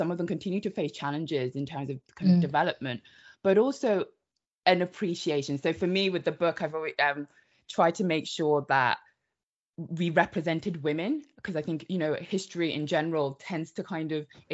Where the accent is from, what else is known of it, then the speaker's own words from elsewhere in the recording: Devon, South West England, United Kingdom; also born or lived in Democratic Republic of Congo; I was born in the Democratic Republic of Congo. I moved to the UK, Devon, when I was seven.